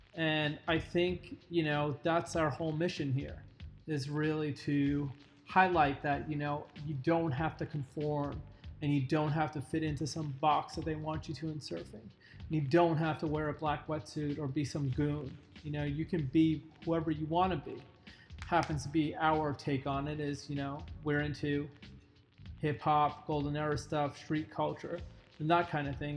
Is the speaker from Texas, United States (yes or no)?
no; New York, United States; I grew up in New York